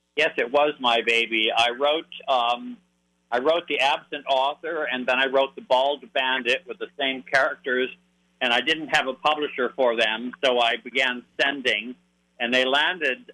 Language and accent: English; Hartford, Connecticut, United States; I was born in Hartford, Connecticut.